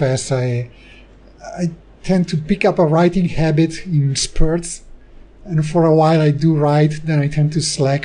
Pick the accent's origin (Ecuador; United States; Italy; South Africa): Italy; we're both from Italy, but actually while I live in Italy